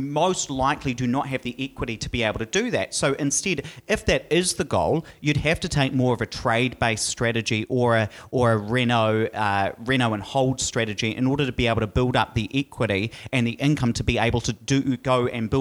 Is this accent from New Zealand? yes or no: yes; Hawera, Taranaki, New Zealand; If I can just talk about my hometown, I come from Hawera.